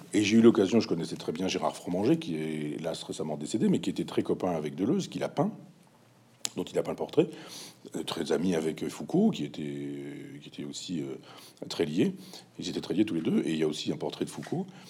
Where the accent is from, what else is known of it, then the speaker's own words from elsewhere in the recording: Chambois, Normandy, France; à Chambois, là mon village natal